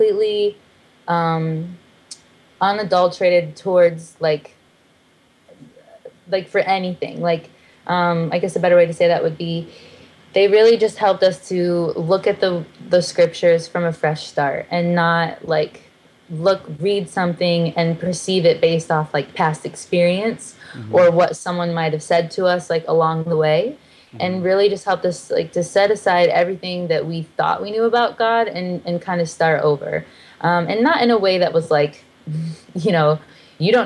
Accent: South Bend, Indiana, United States; moved away as an adult; also born or lived in Nashville, Tennessee; we're both from South Bend, Indiana, but I lived in Nashville

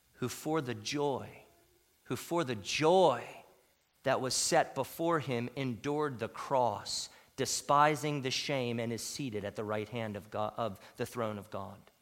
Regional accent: United States; as American Christians

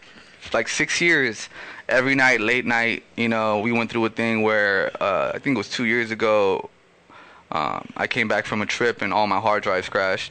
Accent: Los Angeles, California, United States; first language Spanish; English is a second language; I'm a first generation Latino who grew up in South Central with deep, deep roots from where my family's from. And I wanted the people to understand that, you know, like I'm from South Central LA, but I'm also Ecuadorian

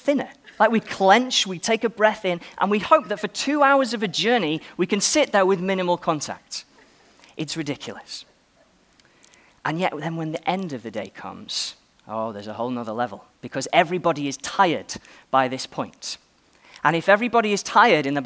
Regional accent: Stoke-on-Trent, West Midlands, United Kingdom; Well, I am an Englishman. You may have noticed. I was born in Stoke-on-Trent

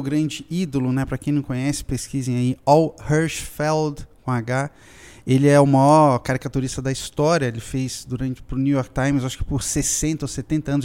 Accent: Brazil; eu sou um caricaturista brasileiro

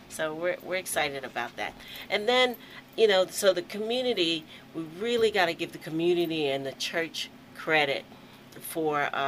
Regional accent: Aberdeen, Scotland, United Kingdom; so you know I have to keep that in because I'm from Aberdeen.

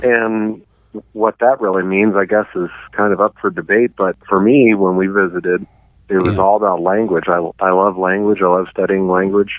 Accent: Arkansas, United States; moved away as an adult; also born or lived in Oklahoma; now in Montana, United States; Arkansas and Oklahoma is where I grew up, and then but I came to Montana to go to college

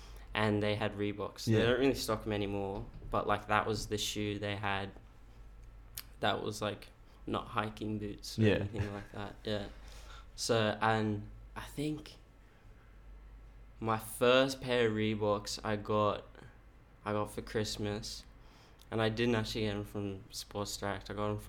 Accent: Woodbridge, Queensland, Australia; So I grew up in, it's called Woodbridge, which is like, no one's heard of Woodbridge, but it's like pretty close, like the closest town would be like Ipswich

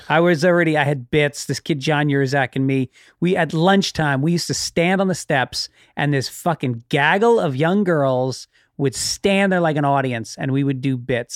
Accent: Tarrytown, New York, United States; I grew up in Tarrytown

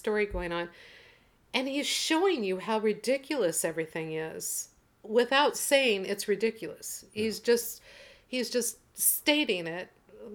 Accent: Portland, United States; moved away; Portland, which is my birth town and hometown in my mind.

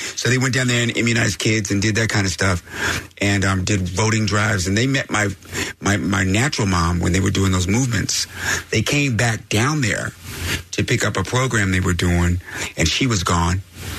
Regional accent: Laramie, Wyoming, United States; moved away; also born or lived in Fort Collins, Colorado; I grew up in Laramie, Wyoming, and Fort Collins, Colorado, on communes and stuff.

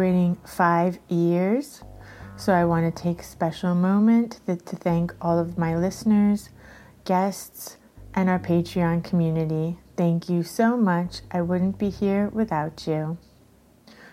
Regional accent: Miami, Florida, United States; I grew up in Coconut Grove.

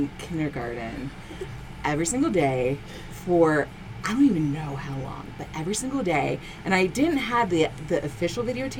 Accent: Columbus, Ohio, United States; I grew up in Berwick, which is Bexley adjacent.

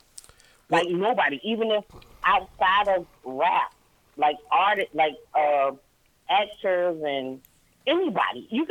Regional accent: Brunswick, Georgia, United States; also born or lived in Savannah, Georgia; now in Columbia, United States; I grew up in Brunswick

